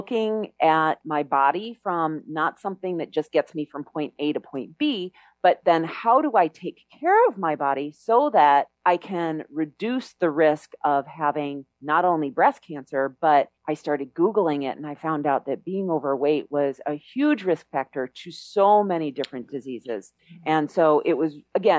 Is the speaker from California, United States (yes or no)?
no; Chicago, Illinois, United States; moved away as an adult; now in Mexico; I grew up in Chicago.